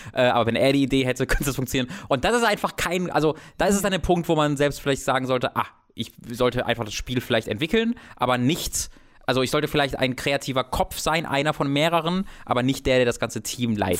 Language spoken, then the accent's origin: German; a village near Kevelaer, North Rhine-Westphalia, Germany; Kevela, ein Wallfahrtsort, also der ist in der Nähe von meinem Heimatdorf